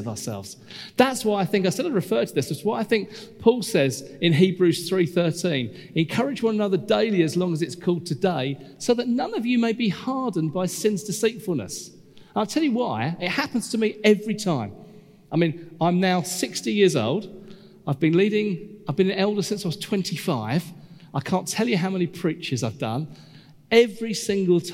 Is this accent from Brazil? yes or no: no; United Kingdom; we're British